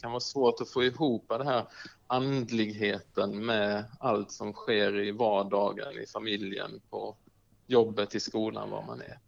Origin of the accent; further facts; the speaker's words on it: Markaryd, Kronoberg County, Sweden; also born or lived in Uppsala; now in Bankeryd, Sweden; där jag faktiskt gick hemma i Markaryd